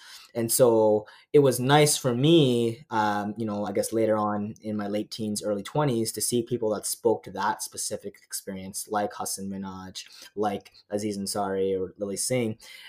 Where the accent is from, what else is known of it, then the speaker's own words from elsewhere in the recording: Canada; also born or lived in Nepal; I come from a Nepalese family. I was born in Nepal but raised here in Canada.